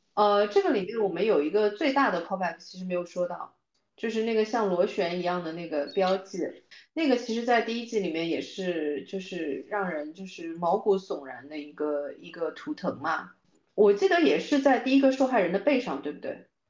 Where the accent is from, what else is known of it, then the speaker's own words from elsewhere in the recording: China; 作为中国人的文化里面